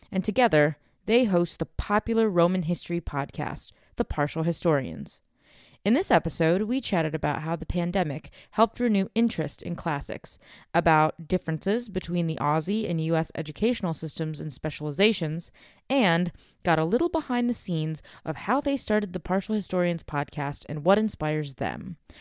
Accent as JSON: {"language": "English", "country": "United States", "tie": "born or raised there", "said": "growing up in the States"}